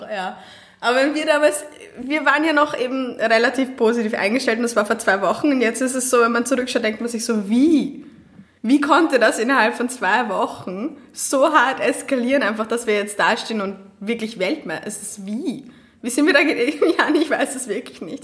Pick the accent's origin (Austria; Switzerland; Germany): Austria; ich bin wirklich eine der Österreicherinnen